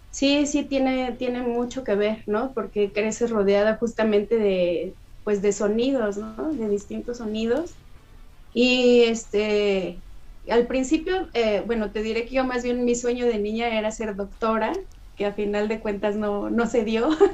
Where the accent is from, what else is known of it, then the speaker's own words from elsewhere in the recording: Mexico; la gama cultural tan rica que tenemos aquí en México, ¿no? Gracias a nuestras etnias indígenas